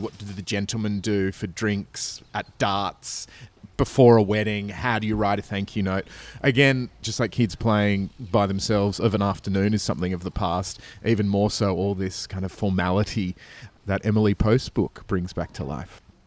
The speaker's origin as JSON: {"language": "English", "country": "Australia", "also_born_or_lived": "Sydney", "said": "as an Australian"}